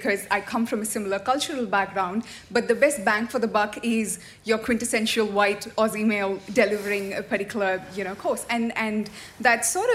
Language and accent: English; South India, India; now in Sydney, Australia; traditional community in the south of India, and I've been here for about 9 years